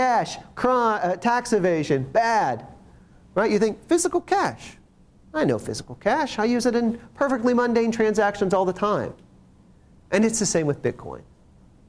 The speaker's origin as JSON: {"language": "English", "region": "Ohio", "country": "United States", "moved": "yes", "said": "I'm originally from Ohio"}